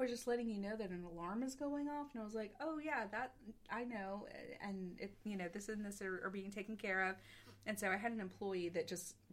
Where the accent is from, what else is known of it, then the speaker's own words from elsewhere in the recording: the South, United States; accent: Southern; also born or lived in Texas; now in North Carolina, United States; I drop in and out of a really big Southern accent